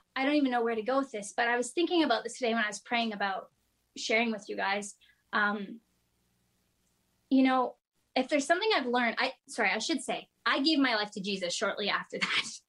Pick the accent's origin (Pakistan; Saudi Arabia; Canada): Canada; Kingston, Ontario; I'm from Kingston, Ontario. Um, actually, I grew up in the country in a rural area outside of Kingston.